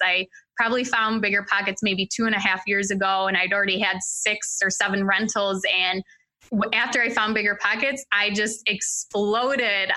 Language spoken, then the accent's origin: English; New York, United States; so I'm from New York State